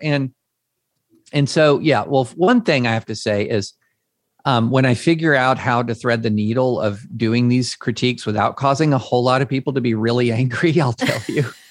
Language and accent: English; Georgetown, Kentucky, United States; moved away as an adult; also born or lived in Opelika, Alabama / Nashville, Tennessee; I grew up in Georgetown, Kentucky.